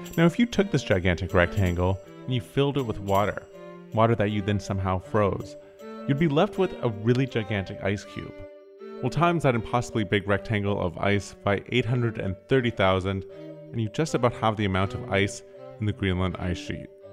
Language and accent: English; Canada; I'm Canadian